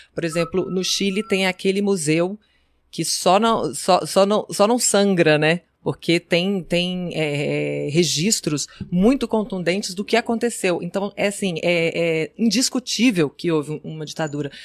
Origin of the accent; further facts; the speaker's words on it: Brazil; a gente, como brasileiro